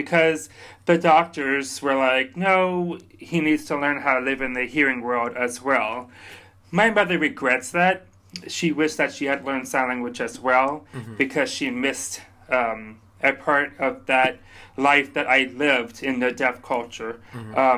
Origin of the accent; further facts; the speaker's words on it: Lafayette, Louisiana, United States; I am originally from Lafayette, Louisiana, which is a Canadian-Cajun culture. I was born in 1984. So Lafayette is south-central of Louisiana. It's sort of not into the bayou, but sort of the bayou. So I was pretty much raised there all my life